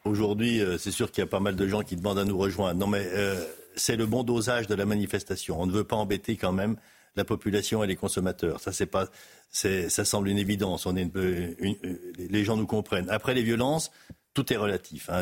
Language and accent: French; Haute-Savoie, Auvergne-Rhône-Alpes, France; Je suis de Haute-Savoie, éleveur laitier en Haute-Savoie